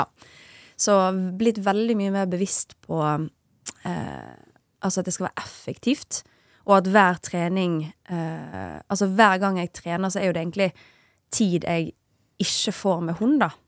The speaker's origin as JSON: {"language": "Norwegian", "town": "Bergen", "region": "Vestland", "country": "Norway", "moved": "yes", "lives_now": "Oslo, Norway", "said": "jeg er jo en bergenser"}